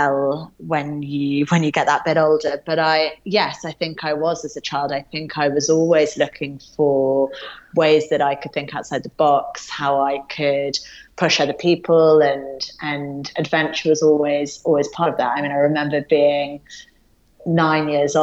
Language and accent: English; Yorkshire and the Humber, United Kingdom; also born or lived in London, England; very young moved up north to a small place called Yorkshire